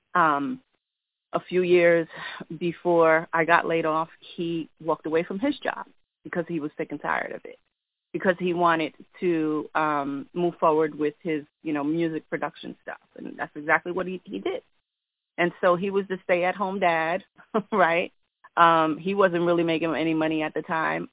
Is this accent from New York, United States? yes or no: yes; New York, United States; I'm from New York